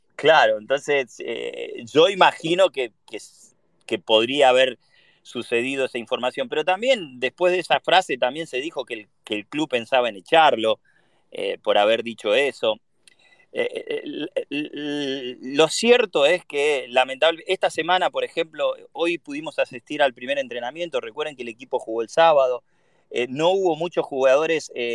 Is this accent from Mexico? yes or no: no; Argentina; now in United States; vengo de Argentina